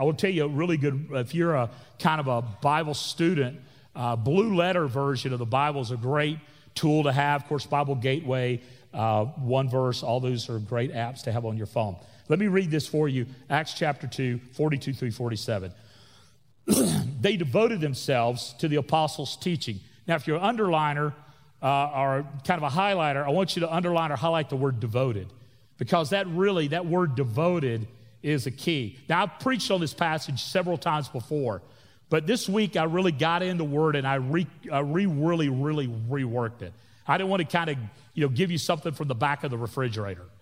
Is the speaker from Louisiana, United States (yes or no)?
no; Florida Panhandle, United States; I grew up in the South, in Florida. That is the South, especially the Panhandle of Florida, or you can call it L A, Lower Alabama. That's where, where I grew up